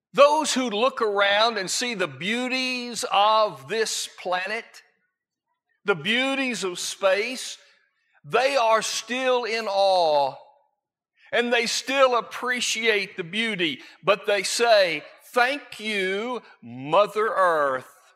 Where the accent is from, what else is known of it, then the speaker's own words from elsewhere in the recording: Florida, United States; I grew up in Florida